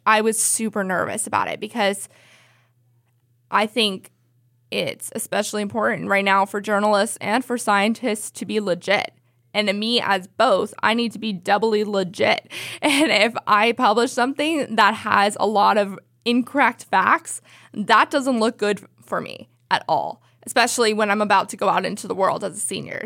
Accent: the Bay Area, California, United States; I'm from the Bay Area.

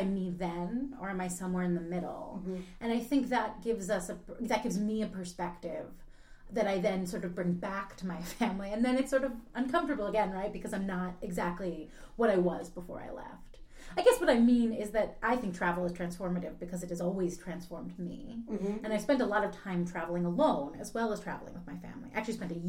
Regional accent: Philadelphia, Pennsylvania, United States; I grew up in Philadelphia

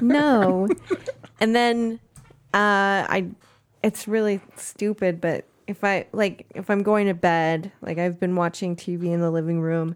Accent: East San Francisco Bay Area, California, United States; I grew up, uh, in the East San Francisco Bay Area.

